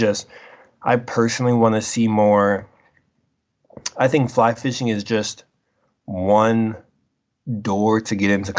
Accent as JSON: {"language": "English", "region": "Colorado", "country": "United States", "tie": "born or raised there", "said": "I was born and raised in Colorado"}